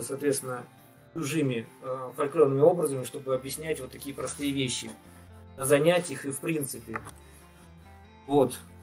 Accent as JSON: {"language": "Russian", "region": "Tatarstan", "country": "Russia", "said": "Я, поскольку из Татарстана"}